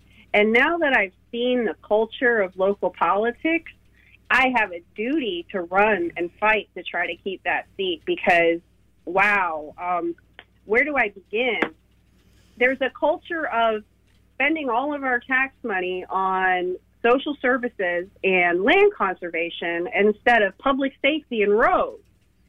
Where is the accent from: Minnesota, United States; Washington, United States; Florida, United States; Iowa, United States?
Florida, United States; also born or lived in Lee County, Florida; I was actually born in Florida, but my parents moved down here when my mom was pregnant for me. So we would go back every summer up to Lake Superior. And yes, I'm a card-carrying Indian.